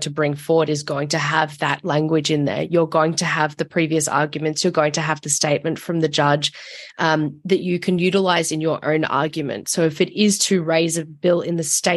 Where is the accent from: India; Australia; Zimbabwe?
Australia; I'm from Australia